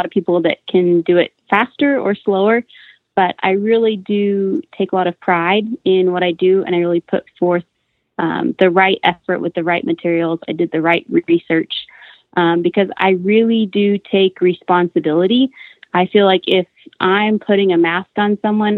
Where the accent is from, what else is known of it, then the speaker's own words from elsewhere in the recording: Clovis, New Mexico, United States; moved away as an adult; now in Amarillo, United States; I'm originally from Clovis, New Mexico